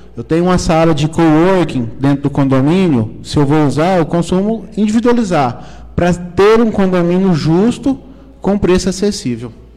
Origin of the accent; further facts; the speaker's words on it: Caldas Novas, Goiás, Brazil; also born or lived in Brasília; nasci em Caldas, Caldas Novas, morei quatro anos em Brasília, né? mas a minha vida é, sempre foi, sempre foi em Caldas Novas